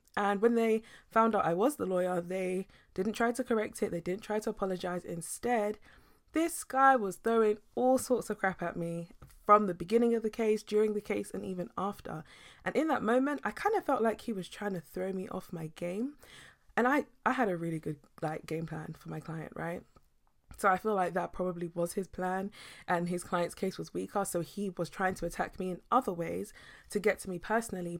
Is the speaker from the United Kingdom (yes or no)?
yes; United Kingdom